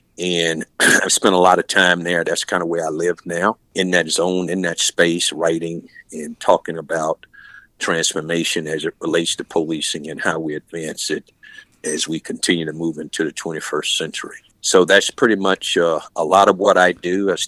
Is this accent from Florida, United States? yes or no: yes; Pensacola, Florida, United States; moved away as an adult; also born or lived in Tallahassee, Florida / Orlando, Florida / Miami, Florida / Ohio; I'm from Pensacola, Florida. I'm retired. I'm back home now.